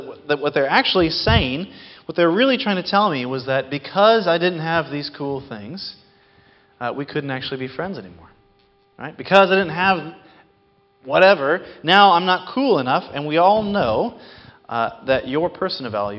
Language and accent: English; Seattle, Washington, United States; growing up in Seattle, in the summers in 4th and 5th grade, my mom would often take us and drop us off at Green Lake